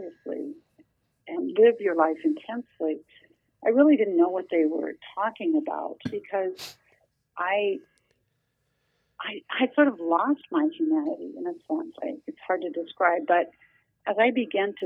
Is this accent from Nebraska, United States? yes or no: yes; Nebraska, United States; also born or lived in central Minnesota; now in Minnesota, United States; I grew up in Nebraska